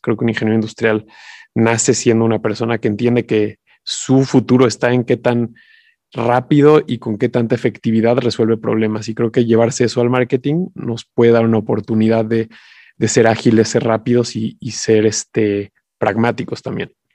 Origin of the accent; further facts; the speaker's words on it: Mexico; como mexicanos